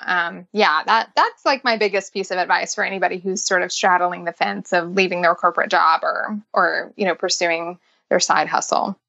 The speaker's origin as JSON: {"language": "English", "town": "Nashville", "region": "Tennessee", "country": "United States", "tie": "born or raised there", "said": "I am born and raised in Nashville, believe it or not. I'm a Nashville native"}